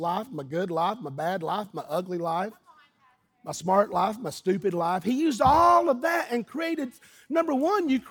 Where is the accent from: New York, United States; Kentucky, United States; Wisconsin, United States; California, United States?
Kentucky, United States; Eastern; being a little boy growing up in Eastern Kentucky